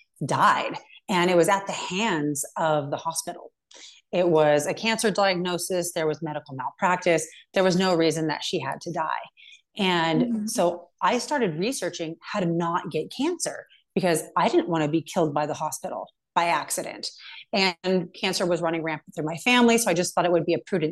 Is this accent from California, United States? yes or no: yes; California, United States; moved away as an adult; now in Montana, United States; I'm from California, but I just moved to Montana